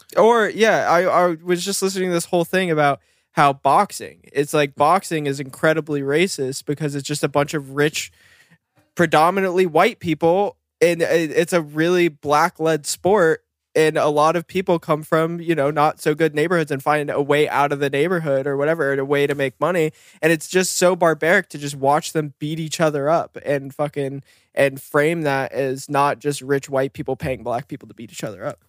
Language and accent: English; Bend, Oregon, United States; moved away; also born or lived in Bakersfield, California; growing up in Bend